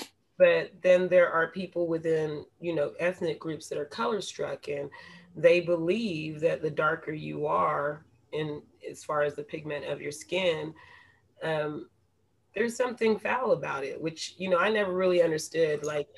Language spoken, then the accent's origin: English; Panama; born there; I'm Latin born. I am of Latin descent. My father is Panamanian. I was born in Panama.